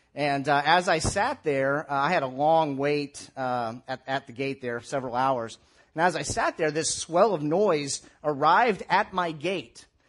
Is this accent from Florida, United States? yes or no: yes; Tampa, Florida, United States; now in Columbus, United States; I grew up in the Tampa, St. Petersburg area